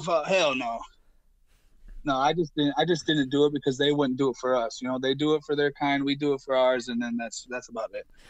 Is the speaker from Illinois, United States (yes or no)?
yes; Illinois, United States; I'm from Illinois